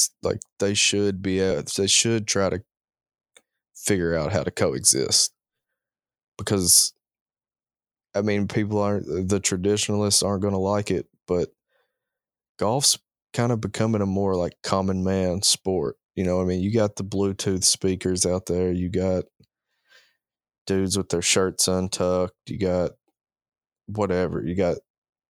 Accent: Princeton, Kentucky, United States; moved away; my hometown. He was born in Princeton, Kentucky

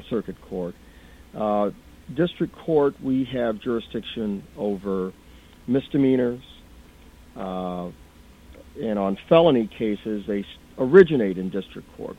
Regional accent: Flint, Michigan, United States; I was born and raised here in Flint and lived here all my life

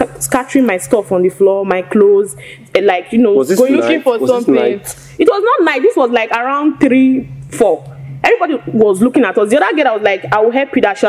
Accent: Edo, Nigeria; moved away as an adult; also born or lived in Anambra; now in Lagos, Nigeria; I grew up in Edo State.

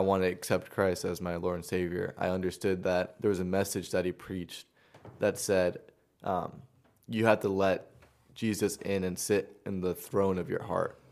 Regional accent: Long Island, New York, United States; moved away; also born or lived in Queens; I grew up in Long Island

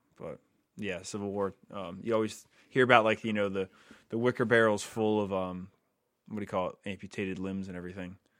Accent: New England, United States; growing up in New England

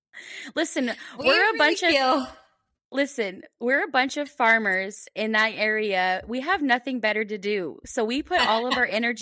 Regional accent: Pullman, Washington, United States; I grew up in Pullman

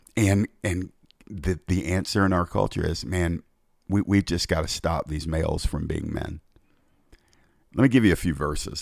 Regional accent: United States; I was born in America

